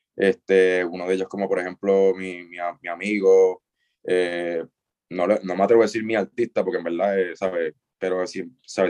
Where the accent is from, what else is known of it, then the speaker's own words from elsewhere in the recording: Isabela, Puerto Rico; moved away as an adult; also born or lived in Mayagüez; soy de Isabela